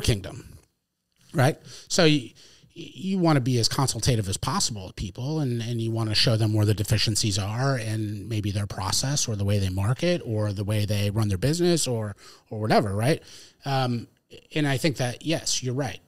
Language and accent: English; Connecticut, United States; moved away as an adult; now in New Hampshire, United States; I grew up in Connecticut